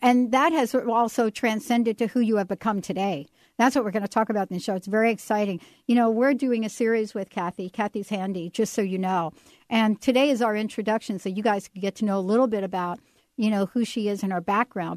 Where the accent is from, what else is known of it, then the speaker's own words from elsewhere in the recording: New York, United States; I grew up in the Bronx